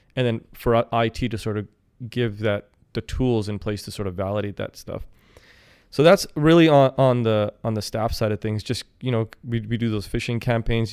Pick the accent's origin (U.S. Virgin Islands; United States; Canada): Canada; Kelowna, British Columbia; also born or lived in Saskatoon, Saskatchewan; I'm born and raised in Kelowna